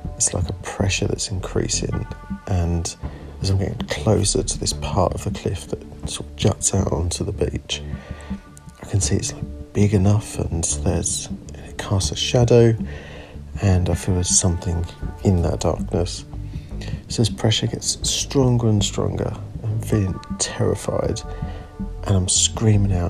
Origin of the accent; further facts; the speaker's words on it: Suffolk, East of England, United Kingdom; I'm a photographer from Suffolk on the East Coast